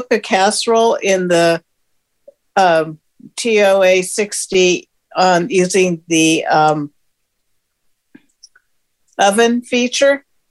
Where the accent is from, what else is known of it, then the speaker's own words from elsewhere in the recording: Carmichael, California, United States; California, Carmichael.